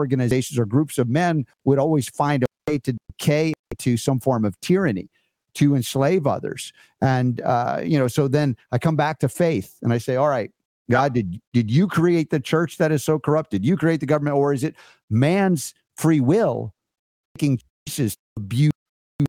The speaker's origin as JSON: {"language": "English", "country": "United States", "said": "I'm an American"}